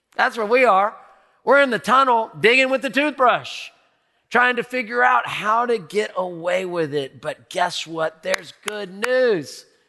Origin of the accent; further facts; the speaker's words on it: United States; I grew up in America